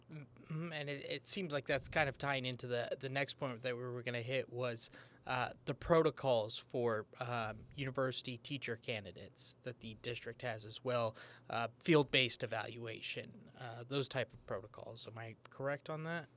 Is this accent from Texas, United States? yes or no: yes; San Antonio, Texas, United States; I'm from San Antonio, Texas